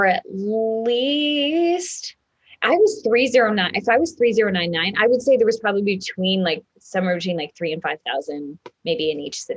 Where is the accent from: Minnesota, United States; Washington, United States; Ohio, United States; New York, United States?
Minnesota, United States; Minneapolis; I was from Minnesota. Minneapolis, not a small town.